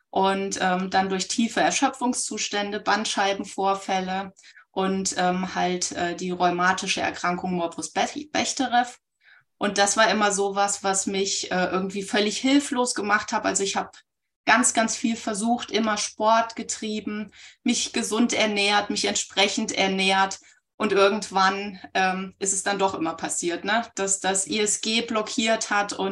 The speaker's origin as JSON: {"language": "German", "town": "Baunatal", "region": "Hesse", "country": "Germany", "said": "Ich komme aus Nordhessen, aus dem schönen Baunatal und hier ist irgendwie für Jinshin Jitsu ein Vibe-Spot."}